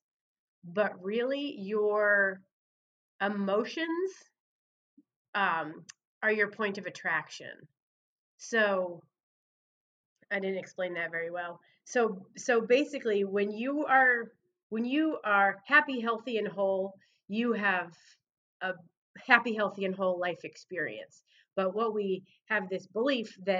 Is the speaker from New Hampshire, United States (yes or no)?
yes; Laconia, New Hampshire, United States; moved away as an adult; now in Mount Pleasant, United States; Laconia, my hometown